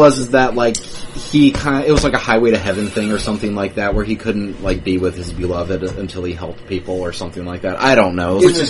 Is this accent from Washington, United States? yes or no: no; Michigan, United States; moved away; I'm from Michigan, and it's always been pop.